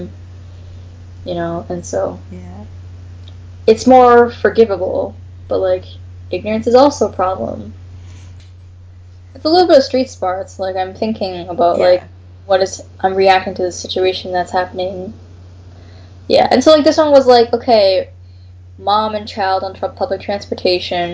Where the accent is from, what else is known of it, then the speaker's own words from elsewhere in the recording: Canada; first language English; also born or lived in United States; I come from Canada